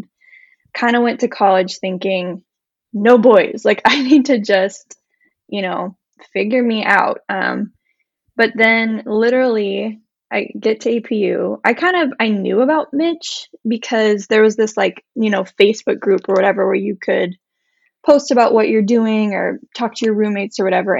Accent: Midwest, United States; moved away as an adult; also born or lived in California / Indiana; now in Michigan, United States; I was born and raised in the Midwest, and so I came out to California for college

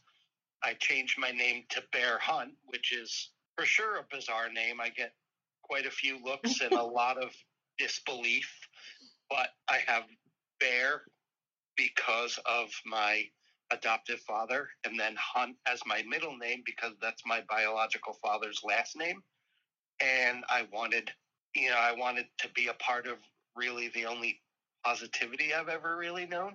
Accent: San Diego, California, United States; I was born in San Diego, California.

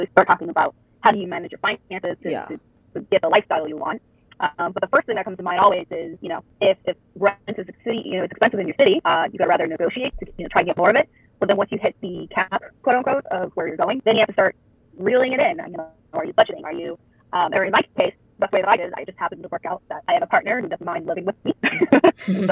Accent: East Coast, United States; moved away as an adult; also born or lived in Chicago; I am not from the Midwest. I originally came from the East Coast

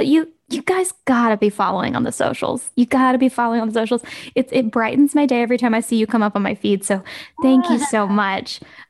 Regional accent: Southern US, Southern United States, United States; I know you're a Southern girl like me.

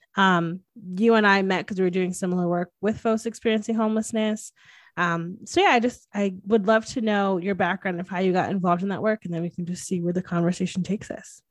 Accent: Hamden, Connecticut, United States; I grew up in Hamden

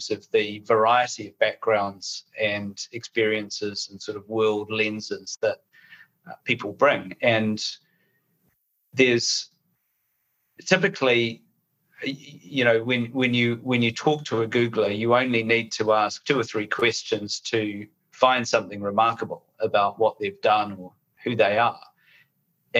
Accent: New Zealand; moved away as an adult; now in United Kingdom; You can probably tell from my accent, I'm a New Zealander

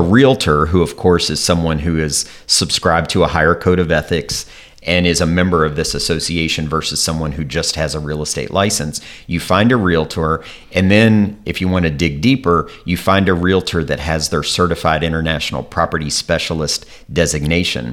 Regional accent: Kentucky, United States; moved away as an adult; now in Washington, D.C., United States; I grew up in Kentucky, and I moved to Washington, D C, right out of college.

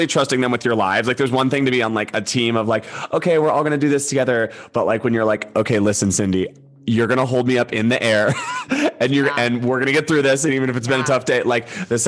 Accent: Georgia, United States; growing up in Georgia

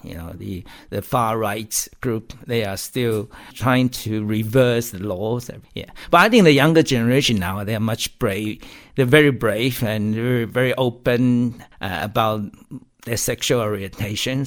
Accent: Taiwan; moved away as an adult; now in United Kingdom; I can go back to visit Taiwan anytime I want. And uh, and Taiwan seemed to be a more open society than what I know or grew up with.

